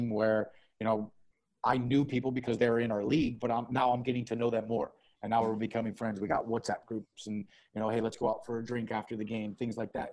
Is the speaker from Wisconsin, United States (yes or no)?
no; South Florida, United States; moved away as an adult; also born or lived in Chicago, Illinois; now in United Arab Emirates; we grew up in South Florida. So Miami, Fort Lauderdale, West Palm Beach, that area. That's where we're from